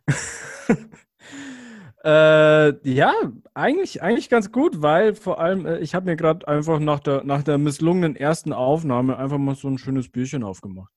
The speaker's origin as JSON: {"language": "German", "country": "Germany"}